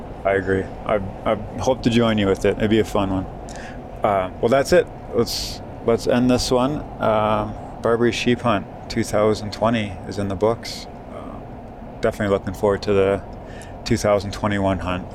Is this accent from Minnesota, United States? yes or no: no; Wisconsin, United States; Coming from my home state of Wisconsin